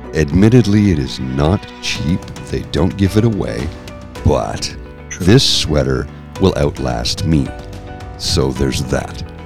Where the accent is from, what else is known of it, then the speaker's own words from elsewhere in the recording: Canada; I'm Canadian